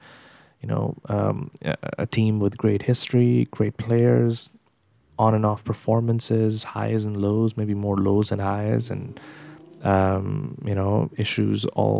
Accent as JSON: {"language": "English", "country": "Pakistan", "tie": "born or raised there", "said": "So having been a Liverpool fan growing up in Pakistan, watching games on TV"}